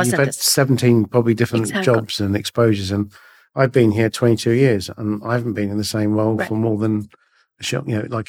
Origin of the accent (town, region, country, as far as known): India